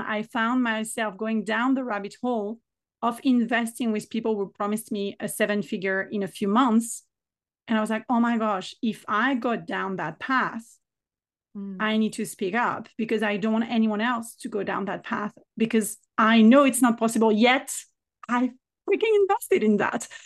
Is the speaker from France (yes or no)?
yes; France; accent: French; English is a second language